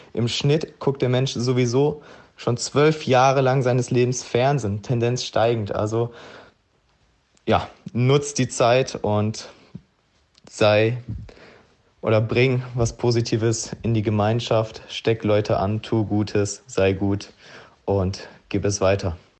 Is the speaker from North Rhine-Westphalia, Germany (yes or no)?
yes; Gladbeck, North Rhine-Westphalia, Germany; moved away as an adult; also born or lived in Kos / Mauritius / Zürich / Egypt; bin ich jetzt zurück in meiner Heimat im Ruhrgebiet in Gladbeck und ja, bin hier wieder in mein Kinderzimmer eingezogen